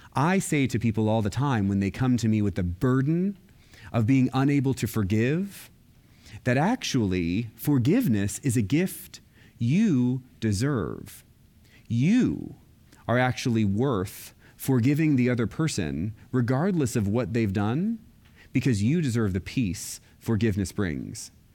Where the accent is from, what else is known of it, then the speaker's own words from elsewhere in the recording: Florida, United States; I grew up in Florida, and I was Roman Catholic.